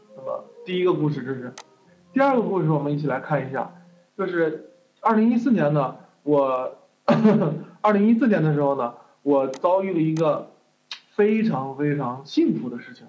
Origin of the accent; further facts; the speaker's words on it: Taiyuan, Shanxi, China; 我是山西人。OK， 我是山西人，山西太原人。